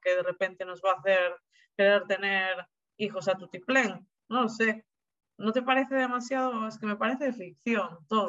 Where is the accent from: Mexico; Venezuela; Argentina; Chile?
Argentina; now in Spain; yo soy argentina